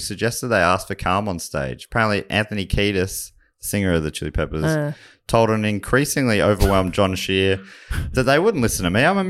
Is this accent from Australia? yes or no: yes; Charlton, Victoria, Australia; also born or lived in Kyneton; Well, I picked up a lot of this accent in Charlton, actually, where I moved from Kyneton. They're the formative years. Start of primary school.